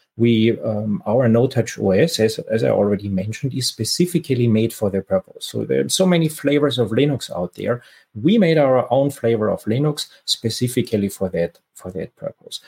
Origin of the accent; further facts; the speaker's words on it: Austria; moved away as an adult; now in San Francisco Bay Area, United States; I'm originally from Austria, but have been living in the San Francisco Bay Area for for quite a while